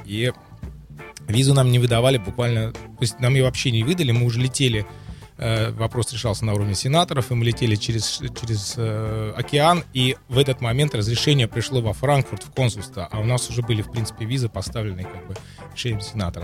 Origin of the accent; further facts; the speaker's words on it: Saint Petersburg, Russia; now in Germany; я из Петербурга